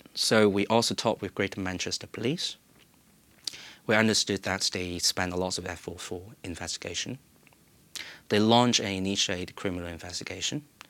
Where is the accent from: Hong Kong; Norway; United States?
Hong Kong; moved away as an adult; now in United Kingdom; I still have my chance to come back to my hometown without fear